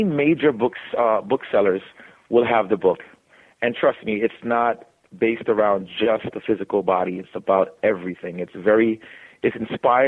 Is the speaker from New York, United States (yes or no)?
yes; New York City, New York, United States; growing up in the Bronx